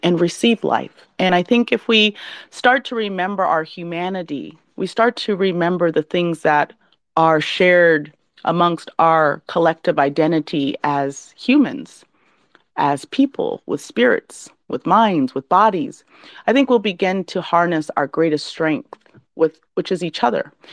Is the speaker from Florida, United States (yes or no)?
no; Alaska, United States; now in California, United States; I'm from Alaska